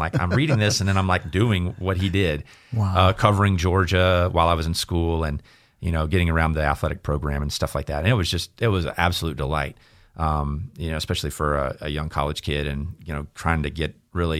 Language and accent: English; Ipswich, East of England, United Kingdom; that was where I got exposed to it growing up outside of Ipswich, which is a team that I still follow to this day.